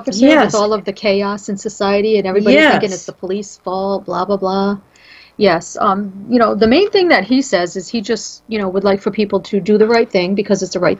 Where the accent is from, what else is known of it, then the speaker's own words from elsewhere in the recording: New England, United States; I'm from New England.